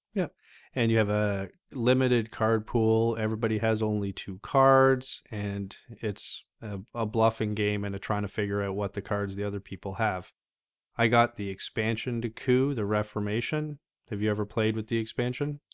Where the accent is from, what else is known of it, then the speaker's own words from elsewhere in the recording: Canada; just being Canadian